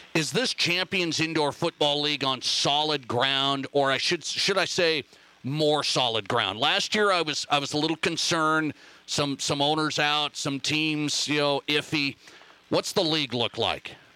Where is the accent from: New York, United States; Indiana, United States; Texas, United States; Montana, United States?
Montana, United States; now in Rapid City, United States; my home state, Montana.